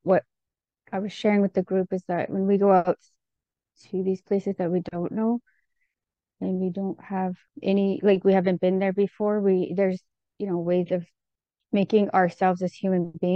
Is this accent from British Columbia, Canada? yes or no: yes; Okanagan territory and Ktunaxa territory, British Columbia, Canada; moved away; I'm from the Okanagan territory, Seal, and the Kootenai territory, which is Tunaka, and they're in Cranbrook, BC. Okanagan is near Penticton.